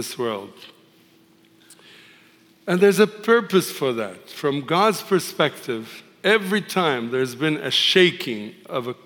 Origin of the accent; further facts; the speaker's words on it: Tripoli, North Governorate, Lebanon; now in United States; I was born and raised in a Muslim city called Tripoli in the northern country of Lebanon